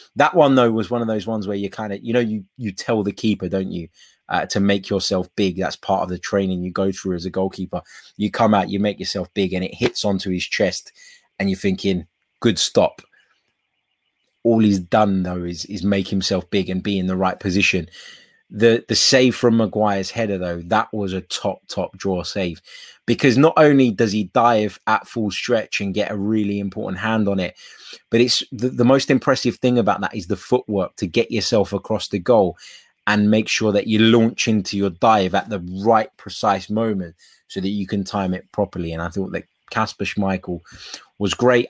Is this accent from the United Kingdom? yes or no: yes; England, United Kingdom; I was raised and born in England